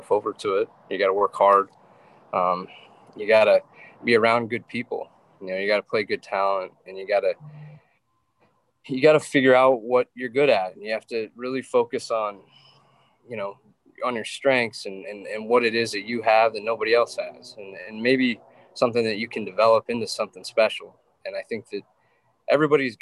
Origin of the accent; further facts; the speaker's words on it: Wyoming, United States; I grew up in Wyoming where that's kind of your only option to stay entertained.